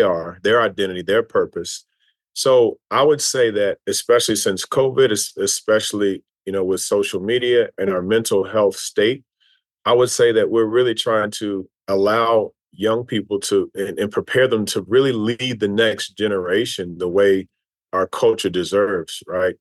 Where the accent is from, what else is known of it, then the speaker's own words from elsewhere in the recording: Louisville, Kentucky, United States; moved away as an adult; also born or lived in Tennessee / New York; Grew up two doors down from Muhammad Ali in, in Louisville, Kentucky